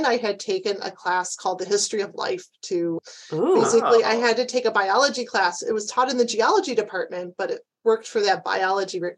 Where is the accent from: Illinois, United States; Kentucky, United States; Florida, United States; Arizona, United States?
Illinois, United States; Chicago; I grew up in Chicago.